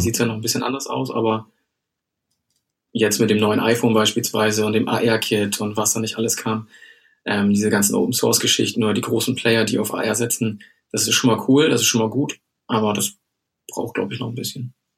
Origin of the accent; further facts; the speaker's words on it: Germany; moved away as an adult; bin ich ja erstmal nach Bremen gezogen. Ähm, aus privaten Gründen. Ich komme hier aus der Nähe